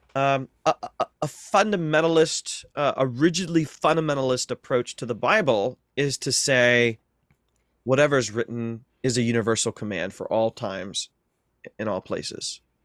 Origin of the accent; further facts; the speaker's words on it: North Central Ohio, United States; I grew up in North Central Ohio